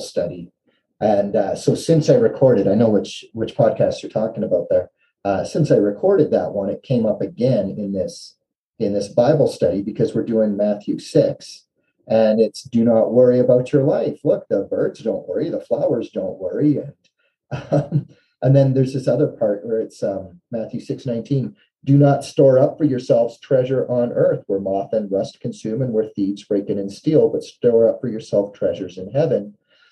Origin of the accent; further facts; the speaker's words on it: Canada; as a Canadian